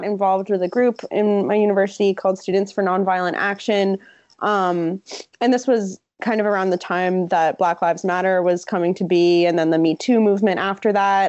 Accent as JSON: {"language": "English", "region": "New Jersey", "country": "United States", "tie": "born or raised there", "said": "I grew up in New Jersey"}